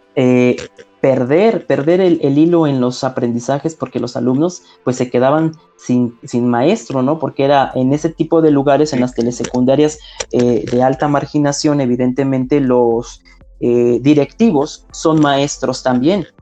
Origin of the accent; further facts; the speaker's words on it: Ciudad Serdán, Puebla, Mexico; Ciudad Cerdán, de donde soy originario, no hay telesecundarias